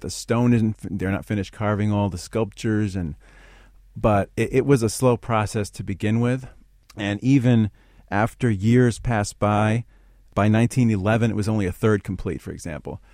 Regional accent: New York City, New York, United States; growing up in Queens, I was inspired by the churches there

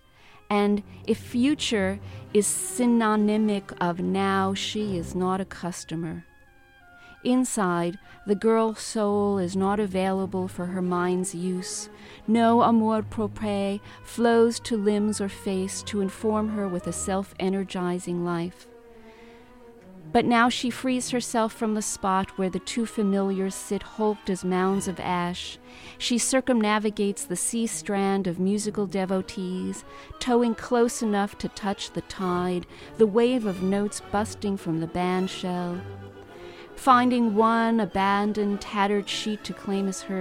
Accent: New York City, New York, United States; I lived in the Bronx. I was born here and raised here

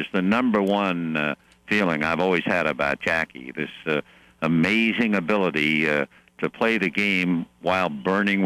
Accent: New York, United States; I was a kid born and raised in New York, from the streets of New York

